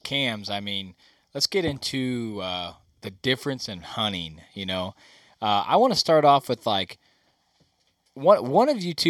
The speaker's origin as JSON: {"language": "English", "region": "Southern Missouri", "country": "United States", "tie": "born or raised there", "said": "I grew up in Southern Missouri, man."}